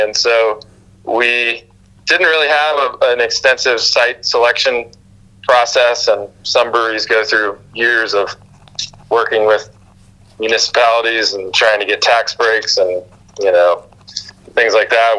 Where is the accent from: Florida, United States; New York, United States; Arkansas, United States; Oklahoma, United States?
Florida, United States; moved away as an adult; also born or lived in Brevard, North Carolina; now in North Carolina, United States; I'm from Florida originally, but I went to college in Brevard